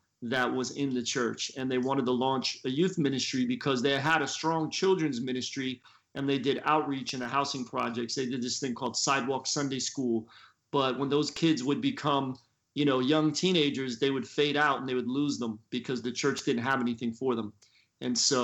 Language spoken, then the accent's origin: English; Philadelphia, Pennsylvania, United States; moved away as an adult; also born or lived in Florida; now in Tampa, United States; I grew up in Philly, and I'm a PK